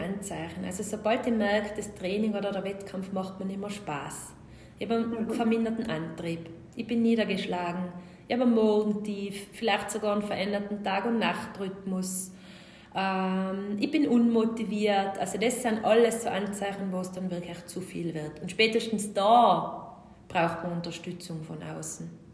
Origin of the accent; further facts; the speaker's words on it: Tyrol, Austria; accent: Tyrolean; Ich bin Tirolerin